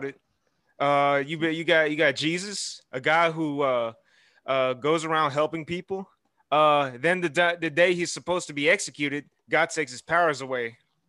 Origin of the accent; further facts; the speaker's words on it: Houston, Texas, United States; I'm from Houston, Texas